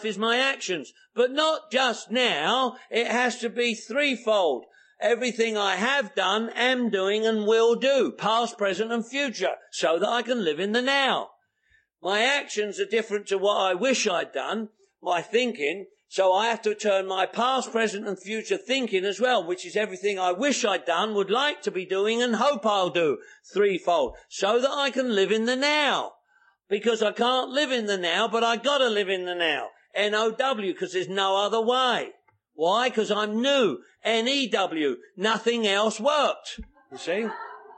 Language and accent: English; England, United Kingdom; also born or lived in London; now in United States; I'm English